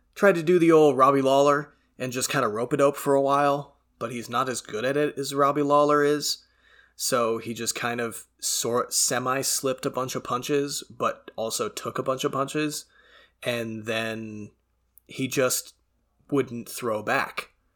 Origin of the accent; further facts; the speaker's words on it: Canada; being Canadian and being exposed to a lot of French and a lot of French pronunciations over the years